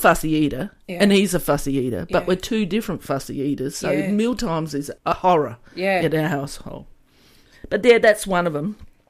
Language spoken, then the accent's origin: English; Australia; I am Australian, so every Australian child has been brought up with Vegemite.